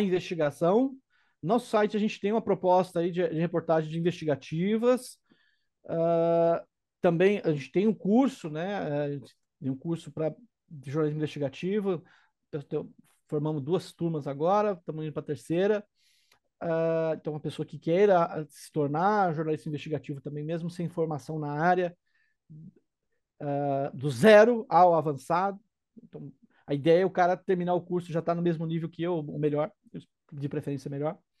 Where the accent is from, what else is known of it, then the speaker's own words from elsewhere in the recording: Brazil; minha casa, minha terra natal